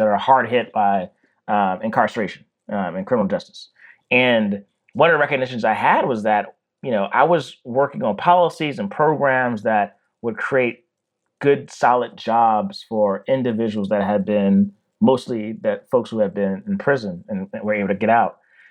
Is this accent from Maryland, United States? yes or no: yes; Baltimore, Maryland, United States; I'm from Baltimore, Maryland